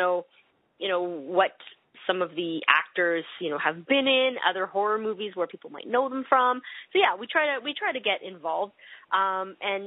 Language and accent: English; Canada; accent: Canadian; I'll be pronouncing all of my words in a Canadian accent.